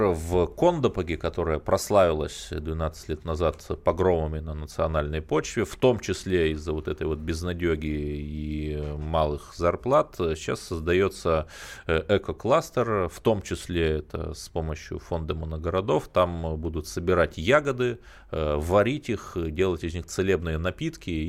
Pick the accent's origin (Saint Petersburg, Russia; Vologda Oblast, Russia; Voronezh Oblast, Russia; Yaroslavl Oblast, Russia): Vologda Oblast, Russia; Cherepovets; я сам родом из Череповца, это моногород, я помню, как э, трамвай, дребезжащее ведро с гвоздями